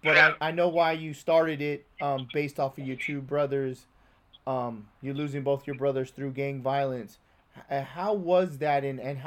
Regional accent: United States; You know, I come from a rough neighborhood, too. I grew up in Skyline. And I had a lot of family members go down the wrong beaten path.

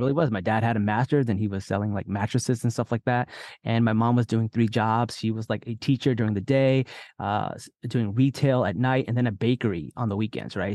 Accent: New Jersey, United States; born or raised there; also born or lived in Lahore, Pakistan

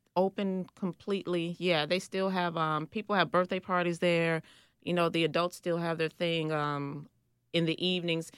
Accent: Chicago, Illinois, United States; I grew up on the South Side, um, the nickname of the neighborhood is called Rack City

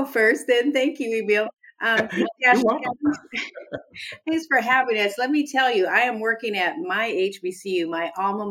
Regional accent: Riverside, California, United States; moved away as an adult; now in Huntsville, United States; my hometown, Riverside, California.

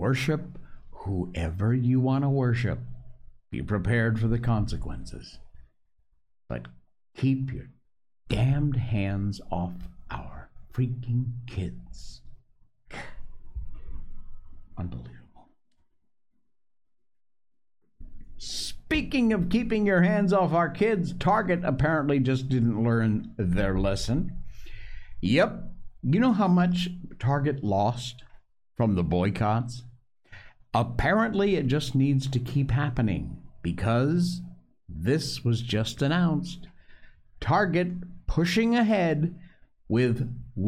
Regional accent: Cornwall, Connecticut, United States; I was born in Connecticut, folks. Cornwall, Connecticut

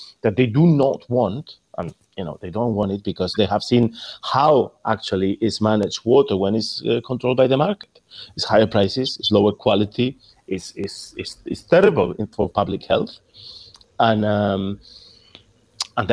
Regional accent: Spain; English is a second language; moved away; In Spain, where I'm from, you can gather by my accent

